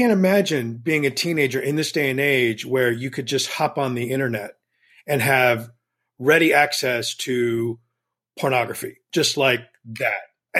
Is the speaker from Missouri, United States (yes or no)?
no; Texas, United States; I grew up in Texas in a pretty conservative evangelical household.